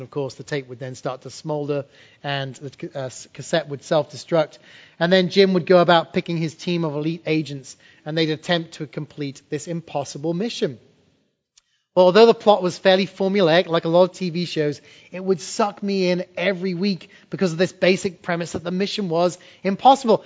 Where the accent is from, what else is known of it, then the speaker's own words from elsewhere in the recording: England, United Kingdom; moved away; When I was a kid growing up in England in the 80s